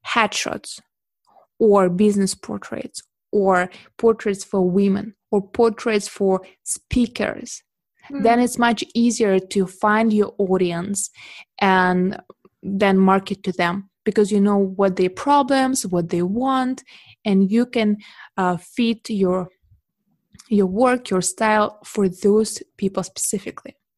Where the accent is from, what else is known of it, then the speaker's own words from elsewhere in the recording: Russia; moved away as an adult; now in Beijing, China; I'm originally from Russia and I moved to China in 2011